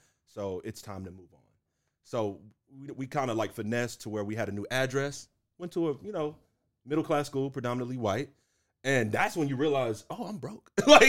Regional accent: Houston, Texas, United States; Yeah, man. I literally grew up in Houston. It's kind of like me and my mom and on the Southwest Side, bro, just strugglin

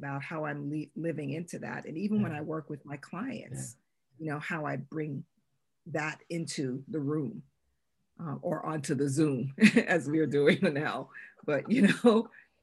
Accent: New York, United States; moved away as an adult; now in North Carolina, United States; I grew up in New York

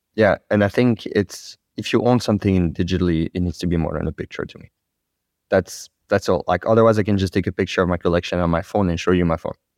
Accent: France; accent: French; English is a second language; my French accent.

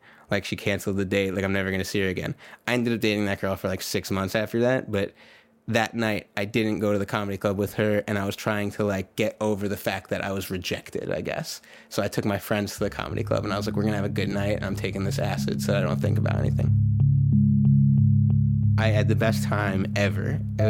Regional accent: New York, United States; I'm from New York

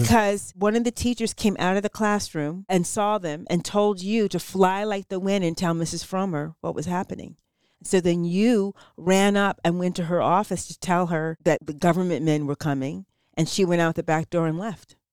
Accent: San Francisco, California, United States; I grew up in the Head Ashbury, which isn't far from Noe Valley

